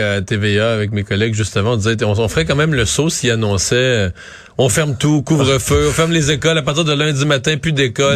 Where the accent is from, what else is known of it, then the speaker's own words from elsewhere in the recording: Bas-Saint-Laurent, Quebec, Canada; chez nous dans le Bas-Saint-Laurent